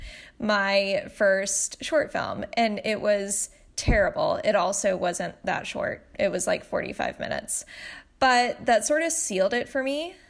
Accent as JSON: {"language": "English", "region": "Tennessee", "country": "United States", "tie": "born or raised there", "moved": "yes", "lives_now": "Los Angeles, United States", "said": "I grew up in Tennessee"}